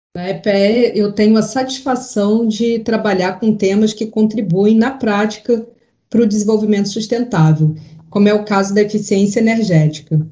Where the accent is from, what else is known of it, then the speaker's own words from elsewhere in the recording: Rio de Janeiro, Brazil; foi aqui no Rio de Janeiro, a cidade onde nasci e vivo